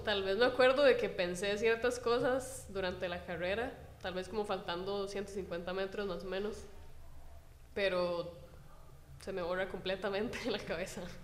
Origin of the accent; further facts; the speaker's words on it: Heredia, Costa Rica; yo soy vecina de Heredia, de Heredia Centro, y estuve en una escuela de Heredia que se llama Rafael Moya Murillo